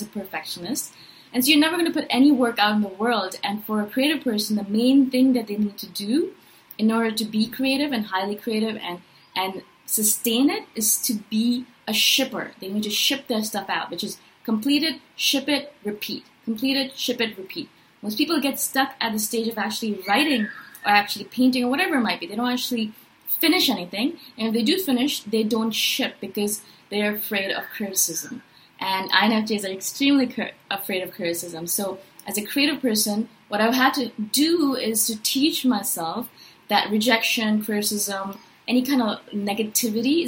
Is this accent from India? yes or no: yes; India; also born or lived in Chiang Mai, Thailand; now in Toronto, Canada; I'm from India originally. Now I live in Toronto, Canada